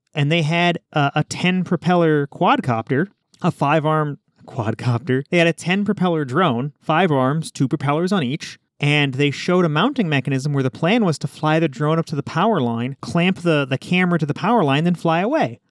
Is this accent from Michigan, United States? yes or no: no; Nebraska, United States; I'm just from Nebraska